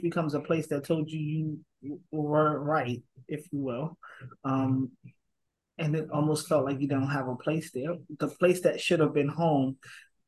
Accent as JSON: {"language": "English", "town": "New York City", "region": "New York", "country": "United States", "tie": "born or raised there", "said": "Born and raised in Brooklyn, New York, Bed-Stuy to be exact, with my grandma."}